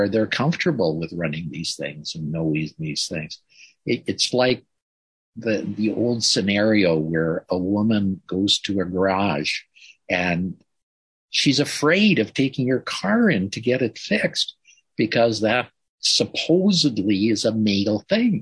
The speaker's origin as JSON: {"language": "English", "country": "Canada", "said": "I'm a Canadian. I'm a white Canadian."}